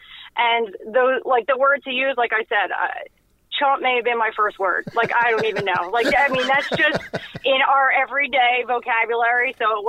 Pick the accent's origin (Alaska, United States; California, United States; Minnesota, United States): California, United States; born there; also born or lived in Buffalo / New Jersey; I was born out in California. And then I remember living in Buffalo. We came home to New Jersey in the off seasons.